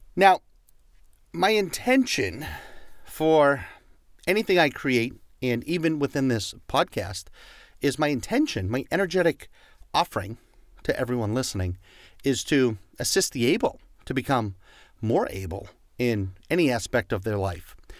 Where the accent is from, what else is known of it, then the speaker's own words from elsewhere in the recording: Boston, Massachusetts, United States; accent: Boston; My Boston accent